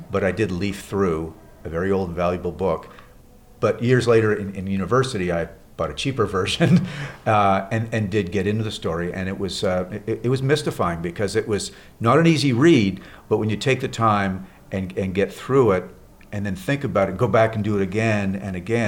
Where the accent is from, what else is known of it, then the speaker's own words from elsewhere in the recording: Montreal, Quebec, Canada; living in growing up in Montreal, Canada.